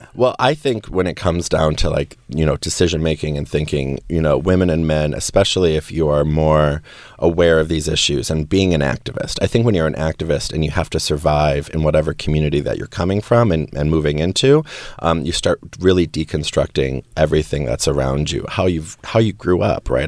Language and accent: English; Wisconsin, United States; I grew up in Wisconsin